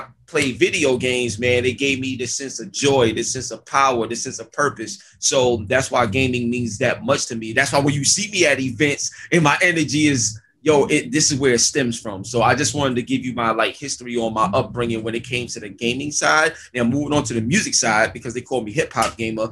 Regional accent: New York City, New York, United States; I grew up in East New York, Brooklyn.

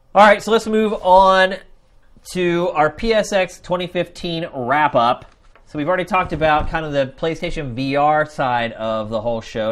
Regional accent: Philadelphia, Pennsylvania, United States; moved away as an adult; I was from Philadelphia, so you know Philly's crazy

